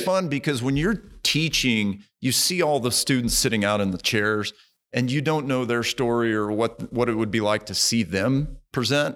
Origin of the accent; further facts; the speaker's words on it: Springfield, Missouri, United States; moved away as an adult; also born or lived in Guatemala / Kentucky / North Texas; originally from Springfield, Missouri